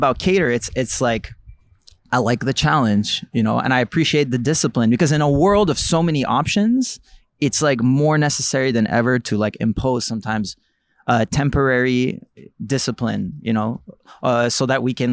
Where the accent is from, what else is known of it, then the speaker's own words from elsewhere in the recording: Montreal, Quebec, Canada; I grew up in Villeray, like around Jerry.